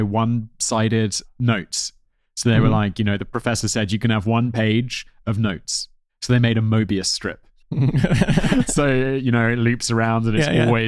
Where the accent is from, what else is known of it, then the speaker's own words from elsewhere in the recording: United Kingdom; as a British person